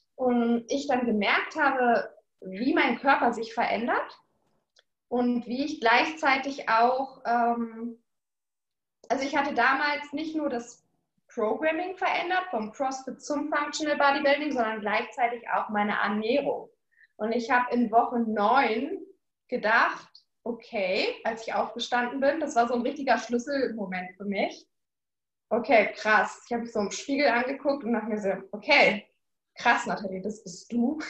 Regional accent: Berlin, Germany; in Berlin, in meiner Heimat

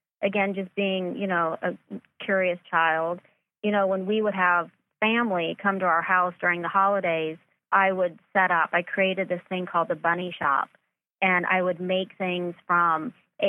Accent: Myrtle Beach, South Carolina, United States; now in Los Angeles, United States; I grew up in Myrtle Beach, South Carolina

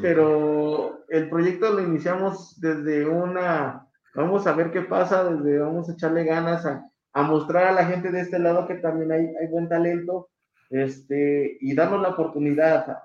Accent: Mexico City, Mexico; soy de la Ciudad de México

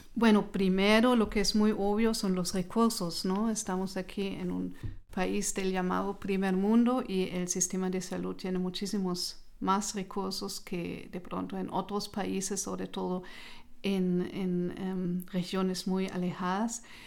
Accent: Hesse, Germany; Spanish is a second language; moved away as an adult; also born or lived in Marburg / Kassel; now in Nuremberg, Germany; yo nací en otra región, en Alemania, en, eh, el departamento de Hessen

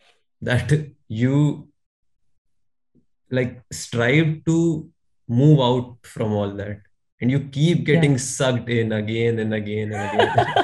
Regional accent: India; I'm a core Indian at heart

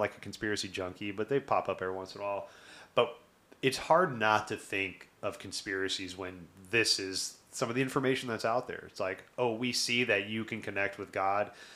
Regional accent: the South, United States; I grew up in the South

